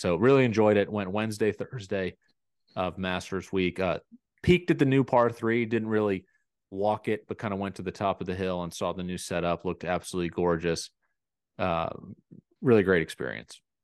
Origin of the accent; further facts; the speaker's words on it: near Atlanta, Georgia, United States; I grew up near Atlanta